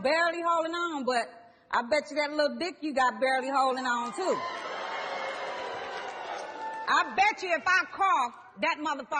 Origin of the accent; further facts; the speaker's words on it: Compton, California, United States; I'm from Compton.